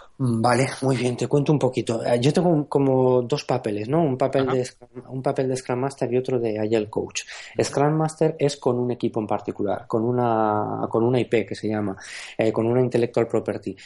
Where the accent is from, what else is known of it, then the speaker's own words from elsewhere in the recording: Aragon, Spain; moved away; soy maño.